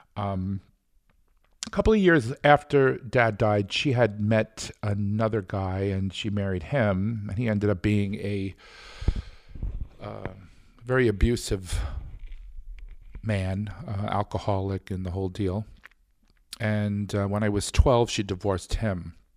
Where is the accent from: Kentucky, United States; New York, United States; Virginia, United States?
New York, United States; New York City; I was born in New York City in Brooklyn, actually, um, in the early sixties